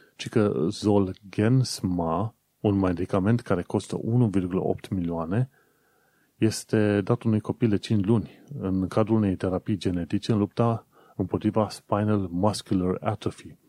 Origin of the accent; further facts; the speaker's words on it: Romania; now in United Kingdom; noi care venim din România